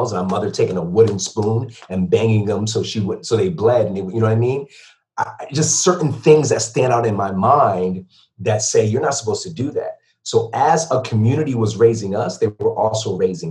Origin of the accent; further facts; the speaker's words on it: Bridgeport, Connecticut, United States; moved away; also born or lived in Stamford, Connecticut / Ocala, Florida; Born and raised in Connecticut, born in Stanford, raised in Bridgeport